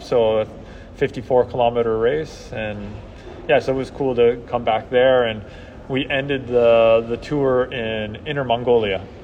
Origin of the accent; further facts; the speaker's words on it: a town outside Seattle, Washington, United States; moved away; also born or lived in Salt Lake City, Utah; I'm from Washington State, so yeah. a town right outside Seattle